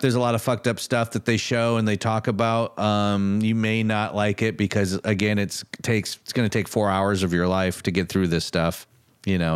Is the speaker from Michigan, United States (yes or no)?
yes; Michigan, United States; growing up in Michigan